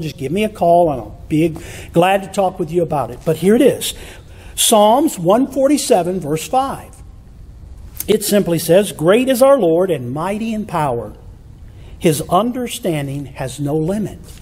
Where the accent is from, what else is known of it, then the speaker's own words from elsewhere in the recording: Michigan, United States; When I was a kid growing up in Michigan, we lived out in the country